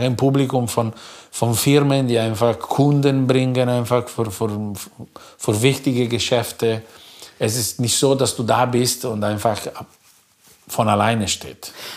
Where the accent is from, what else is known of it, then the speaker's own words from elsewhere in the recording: between Milan and Como, Lombardy, Italy; German is a second language; moved away as an adult; now in Germany; wo ich groß geworden bin, zwischen Mailand und Como